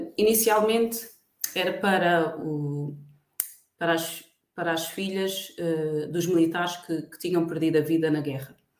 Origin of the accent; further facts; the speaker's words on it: Barreiro, Lisbon, Portugal; moved away as an adult; also born or lived in Benguela, Angola / Luanda, Angola; now in Angola; sou barreirense, nasci no Hospital do Barreiro, para quem conhece Lisboa, Margem Sul